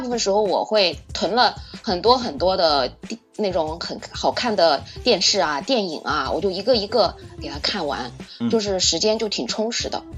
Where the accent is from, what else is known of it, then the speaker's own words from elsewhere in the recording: Suzhou, Jiangsu, China; 我是来自苏州的老姐姐